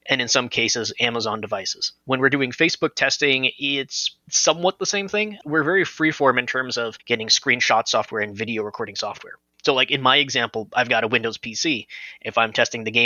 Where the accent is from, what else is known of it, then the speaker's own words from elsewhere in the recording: Los Angeles, California, United States; I'm originally from Los Angeles.